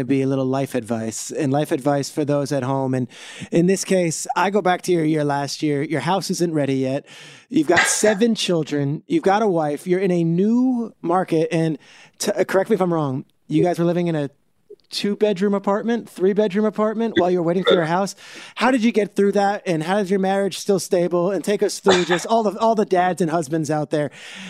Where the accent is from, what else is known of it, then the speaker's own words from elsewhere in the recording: New Jersey, United States; I grew up in Jersey. It is like a thing.